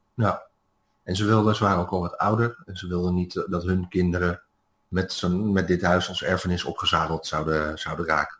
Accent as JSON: {"language": "Dutch", "country": "Netherlands", "moved": "as an adult", "said": "als Nederlander"}